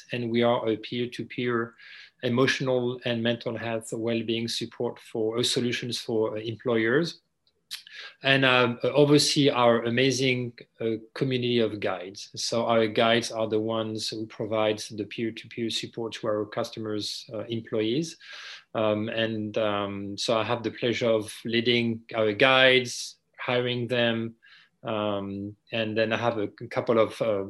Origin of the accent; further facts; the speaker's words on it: France; accent: French; English is a second language; moved away; I grew up in France, unless you know, if you didn't catch my accent